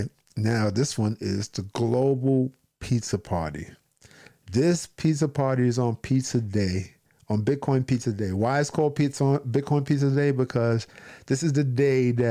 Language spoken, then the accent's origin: English; New York City, New York, United States; me being from New York City